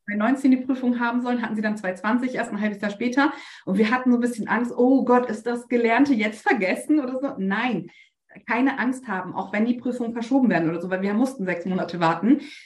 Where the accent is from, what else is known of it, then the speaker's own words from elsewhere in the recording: Bremen, Germany; ich komme aus Bremen